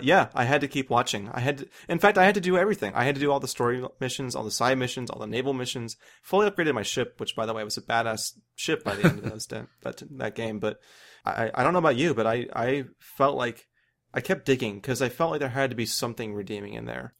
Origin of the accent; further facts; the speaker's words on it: United States; growing up in America